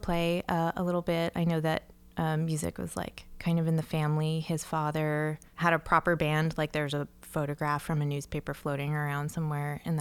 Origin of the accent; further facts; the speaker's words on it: New Jersey, United States; a pretty privileged kid growing up in New Jersey